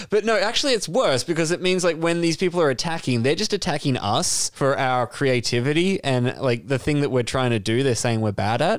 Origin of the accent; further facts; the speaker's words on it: Yorkshire and the Humber, United Kingdom; I'm a Yorkshireman man, like a guy from Yorkshire.